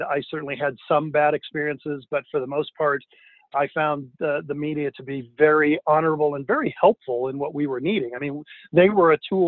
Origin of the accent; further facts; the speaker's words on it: Denver, Colorado, United States; I grew up in Denver